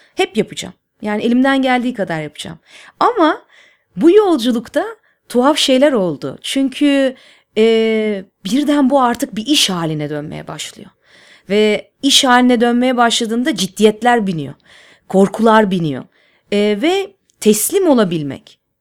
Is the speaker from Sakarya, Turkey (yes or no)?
no; Istanbul, Turkey; İstanbul'da büyüdüm. E, Nişantaşı'nda Işık Lisesi'nde okudum